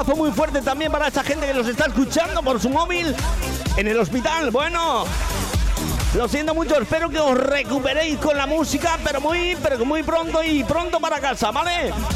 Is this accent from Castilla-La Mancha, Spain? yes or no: yes; Pedro Muñoz, Castilla-La Mancha, Spain; now in Benidorm, Spain; mi pueblo. Para Pedro Muñoz en la provincia de Ciudad Real